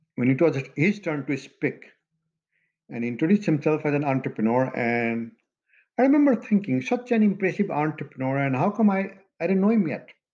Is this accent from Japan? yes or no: no; Madhesh Province, Nepal; also born or lived in Janakpur, Nepal; now in United States; We're both from Nepal. In fact, his hometown and my home village barely 10 miles apart. But now the, the town that, you know, we both call hometown is the same. Janakpur Dham in Nepal